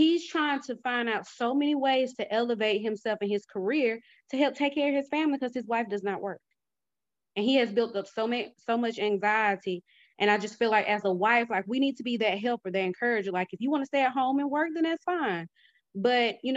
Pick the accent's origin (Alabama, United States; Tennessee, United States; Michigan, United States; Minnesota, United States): Alabama, United States; moved away as an adult; also born or lived in Birmingham, Alabama; now in Georgia, United States; I grew up in Alabama and I've lived in other states, you know, but even coming back and then living in Birmingham for 8 years